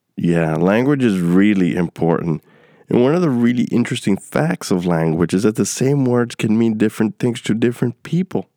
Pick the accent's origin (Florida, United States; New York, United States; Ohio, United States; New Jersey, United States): New York, United States; New York City; also born or lived in Queens; growing up in New York City